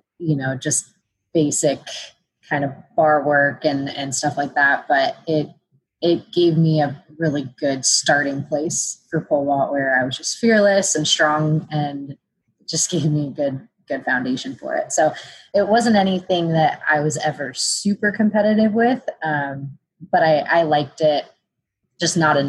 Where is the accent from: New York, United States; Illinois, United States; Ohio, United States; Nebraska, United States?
Ohio, United States; Cleveland; I'm from Ohio, Cleveland area, suburb of Cleveland